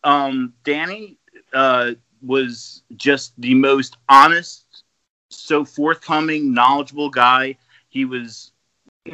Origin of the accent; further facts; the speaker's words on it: New Jersey, United States; I came from Jersey